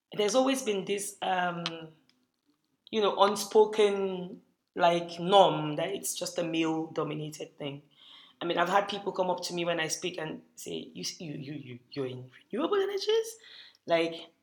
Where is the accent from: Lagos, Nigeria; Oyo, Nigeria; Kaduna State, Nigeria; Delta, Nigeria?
Kaduna State, Nigeria; Kaduna; growing up in Kaduna